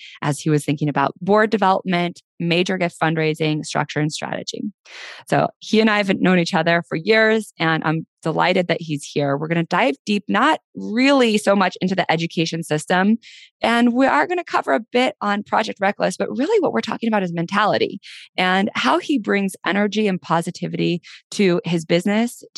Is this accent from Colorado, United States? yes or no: yes; Denver, Colorado, United States; my hometown, Denver